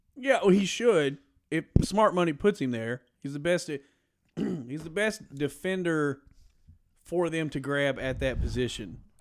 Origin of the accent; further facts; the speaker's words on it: Cynthiana, Kentucky, United States; where we grew up in Cynthiana, Kentucky